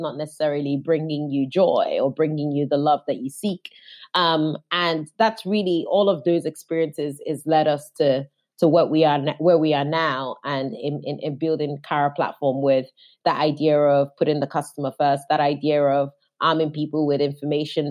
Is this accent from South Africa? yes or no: no; Nigeria; now in London, United Kingdom; I'm Nigerian